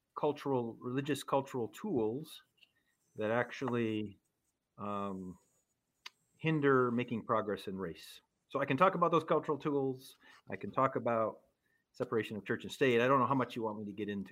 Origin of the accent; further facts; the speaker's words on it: central Minnesota, United States; also born or lived in Chicago, Illinois; although I was born in Chicago, we quickly moved out of Chicago and lived in a small town in central Minnesota